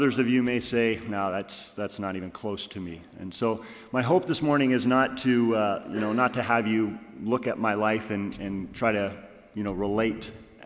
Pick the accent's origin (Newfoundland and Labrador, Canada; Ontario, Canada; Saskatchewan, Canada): Ontario, Canada; Kitchener; also born or lived in British Columbia; now in Goshen, United States; I grew up in Kitchener, Ontario.